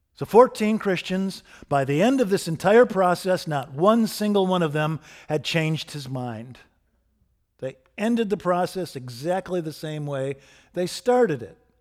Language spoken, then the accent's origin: English; Michigan, United States; Steve and I grew up in Michigan in the nineteen seventies